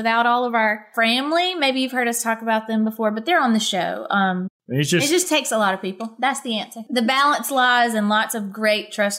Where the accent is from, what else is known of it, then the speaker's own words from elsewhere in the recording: Laurel, Mississippi, United States; this is where my mama took me to the park on Fridays.